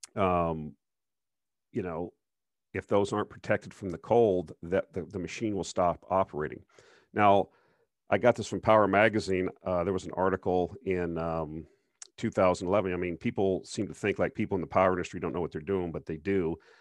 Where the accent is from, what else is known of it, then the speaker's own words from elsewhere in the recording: Minnesota, United States; moved away; I used to live in Minnesota, I'm from Minnesota